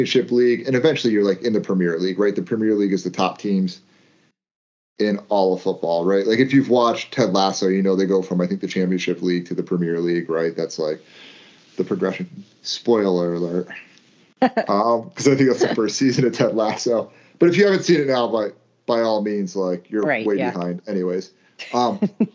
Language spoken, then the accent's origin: English; United States; being American